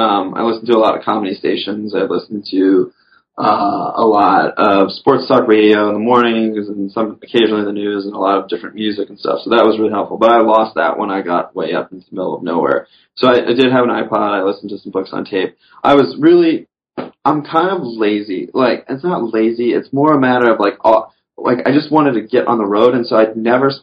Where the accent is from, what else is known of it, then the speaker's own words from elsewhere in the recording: the South, United States; I grew up in the South fishing, you know, with worms for bass and panfish